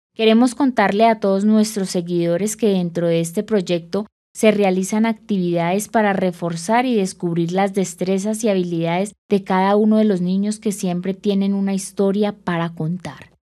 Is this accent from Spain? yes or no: no; Colombia; nuestro país